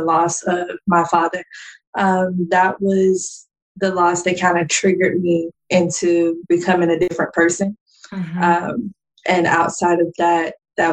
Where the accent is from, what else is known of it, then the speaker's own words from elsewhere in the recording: Jacksonville, Florida, United States; moved away; I'm from Jacksonville, Florida, originally